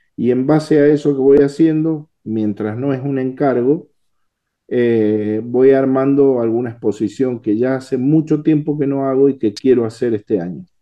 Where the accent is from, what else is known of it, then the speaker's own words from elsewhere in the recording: Mendoza, Argentina; Soy mendocino